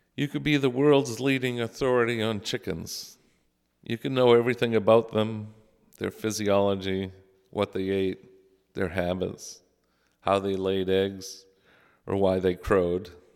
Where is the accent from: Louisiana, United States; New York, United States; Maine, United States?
Maine, United States; South Paris; also born or lived in Falmouth, Maine; I grew up in the Lutheran Church, first in Falmouth, Maine, where my parents met Joe and Natalie Hackinson, and later in South Paris